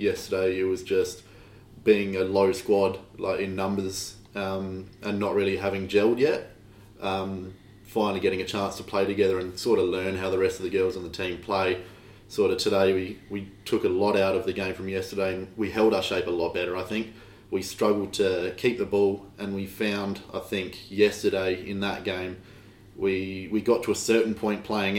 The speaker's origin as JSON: {"language": "English", "town": "Adelaide", "region": "South Australia", "country": "Australia", "said": "I'm from Adelaide, South Australia, and I've been coaching junior boys"}